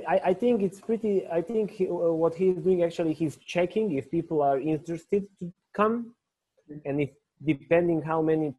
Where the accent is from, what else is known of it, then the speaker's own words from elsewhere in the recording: Kraljevo, Šumadija and Western Serbia, Serbia; I was in my hometown in Kraljevo